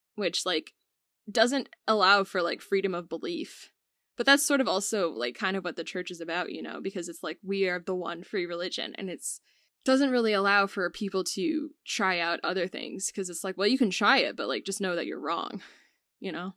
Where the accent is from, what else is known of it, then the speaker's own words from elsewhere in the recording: United States; we're both from America